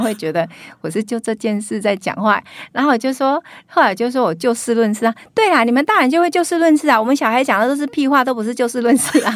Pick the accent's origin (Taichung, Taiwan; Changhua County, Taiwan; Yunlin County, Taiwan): Yunlin County, Taiwan; Huwei; moved away; 我在乡下长大